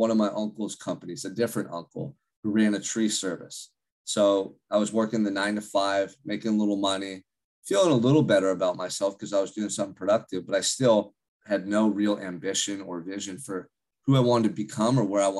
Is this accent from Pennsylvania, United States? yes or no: no; Santa Barbara, California, United States; I grew up in Santa Barbara, California, which is about an hour and a half north of Los Angeles